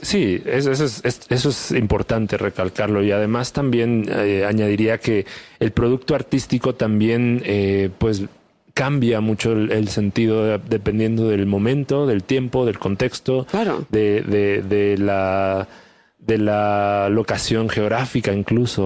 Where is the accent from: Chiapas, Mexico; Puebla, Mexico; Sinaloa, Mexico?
Chiapas, Mexico; soy del sur, soy de Chiapas, este, me siento orgulloso de, dónde vengo